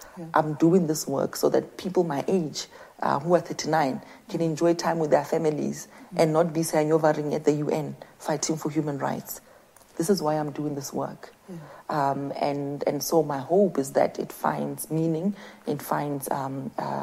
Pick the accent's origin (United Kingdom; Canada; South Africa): South Africa; QwaQwa, Free State; It did begin in the dusty streets of Kwakwa